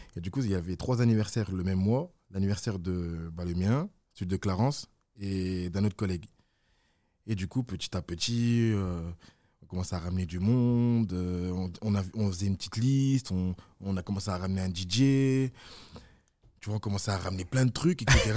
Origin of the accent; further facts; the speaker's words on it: Villefontaine, Auvergne-Rhône-Alpes, France; also born or lived in Besançon; je viens de Villefontaine, mais avant ça, je suis né à Besançon.